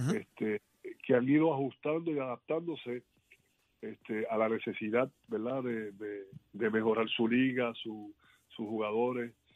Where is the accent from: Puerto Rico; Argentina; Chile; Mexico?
Puerto Rico; yo como puertorriqueño